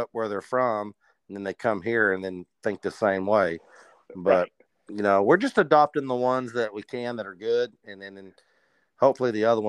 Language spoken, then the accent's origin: English; Odessa, Texas, United States; growing up in a small town in West Texas, being from the country, you know, it definitely changes you. It affects how you grow up. And, you know, Friday Night Lights, I'm from Odessa, Texas